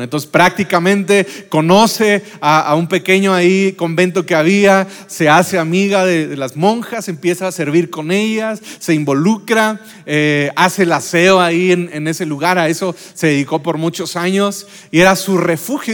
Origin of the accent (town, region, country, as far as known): Jiquilpan, Michoacán, Mexico; born or raised there